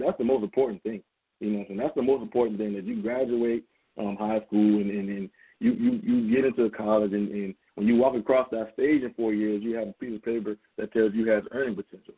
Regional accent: Charleston, South Carolina, United States; moved away; me and him both being from, from from Charleston, South Carolina

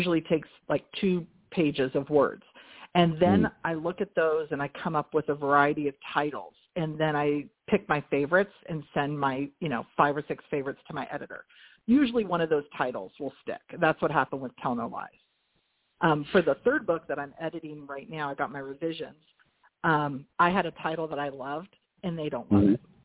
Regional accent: Northern California, United States; I'm from California, Northern California

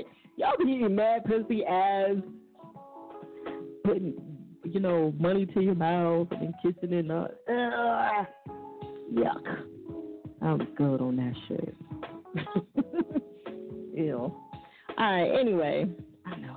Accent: New Jersey, United States; I'm from Jersey

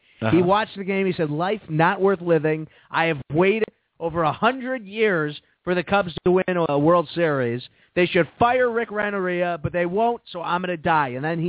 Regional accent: Prospect Heights, Illinois, United States; When I was a kid, we used to go, and we lived in the Northwest Burbs

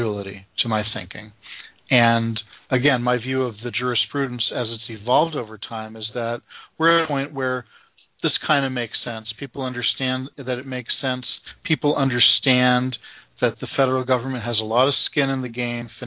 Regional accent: Massachusetts, United States; my home state elected Scott Brown into Ted Kennedy's old seat

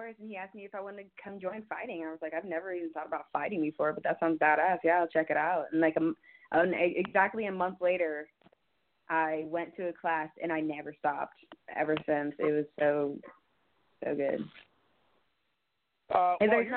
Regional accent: Florida, United States; now in Cincinnati, United States; I am from Cincinnati. Technically, I moved here 15 years ago, but I'm actually from Florida

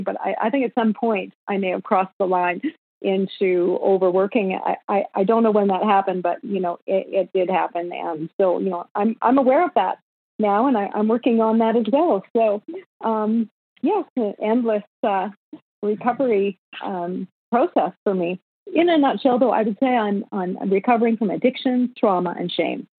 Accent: Winnipeg, Manitoba, Canada; moved away as an adult; also born or lived in Los Angeles, United States; now in Kelowna, Canada; I was born and raised in Winnipeg, Manitoba, which is um, the gateway to the West.

